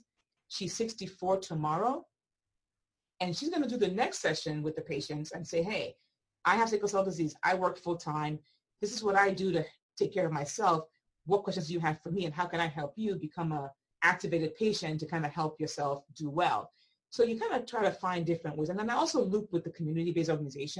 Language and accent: English; Nigeria; now in United States; I grew up in Nigeria